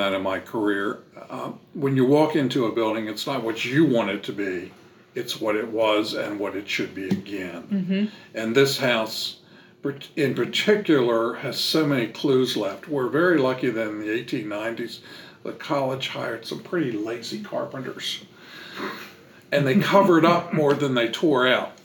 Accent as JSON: {"language": "English", "region": "Maryland", "country": "United States", "moved": "as an adult", "lives_now": "Nashville, United States", "said": "I'm from Maryland and we lived there most of our lives"}